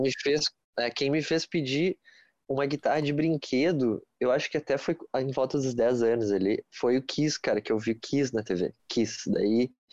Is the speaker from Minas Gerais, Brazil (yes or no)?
no; Porto Alegre, Rio Grande do Sul, Brazil; sou aqui de Porto, Porto Alegre